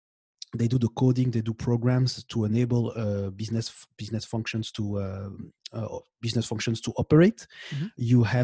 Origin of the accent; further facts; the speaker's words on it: Belgium; English is a second language; now in Montreal, Canada; I'm in Canada right now, in Montreal, but I grew up. I'm born and I grew up in Belgium.